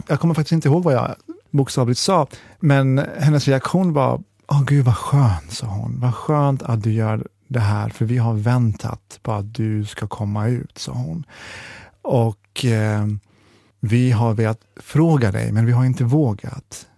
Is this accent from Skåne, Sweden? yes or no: no; Jönköping, Jönköping County, Sweden; vi är från Jönköping